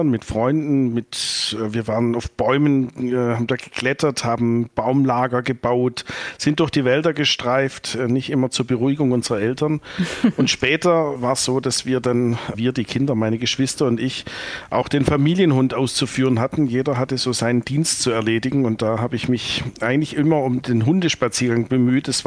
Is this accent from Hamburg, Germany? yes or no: no; Baden-Württemberg, Germany; Und dann war das in meiner Heimat üblich, dass man entweder im Supermarkt gearbeitet hat oder in der kleinen mittelständischen Textilindustrie auf der Schwäbischen Alb.